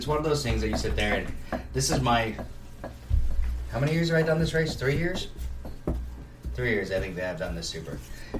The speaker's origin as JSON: {"language": "English", "region": "Washington", "country": "United States", "tie": "born or raised there", "said": "I grew up in Washington."}